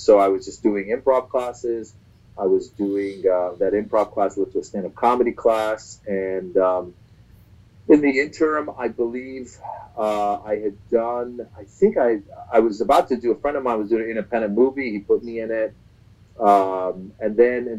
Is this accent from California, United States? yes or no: yes; Northern California, United States; also born or lived in Iran; now in Los Angeles, United States; We left from Iran late 78 and then ended up in Northern California, where I grew up the rest of my life.